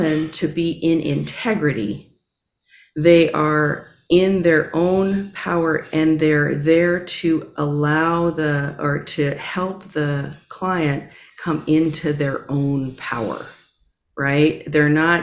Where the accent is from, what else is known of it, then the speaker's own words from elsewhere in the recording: Southern California, United States; moved away; also born or lived in New York City; I grew up in Southern California.